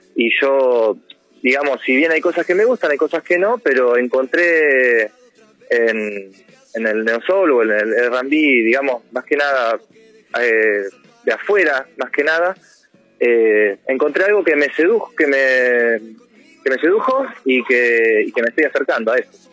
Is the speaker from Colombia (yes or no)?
no; Mar del Plata, Buenos Aires Province, Argentina; moved away; yo soy de Mar del Plata